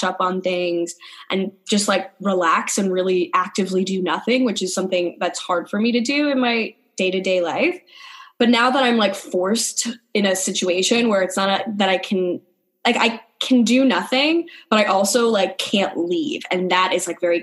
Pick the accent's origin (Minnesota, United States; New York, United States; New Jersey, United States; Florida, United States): New York, United States; I'm from New York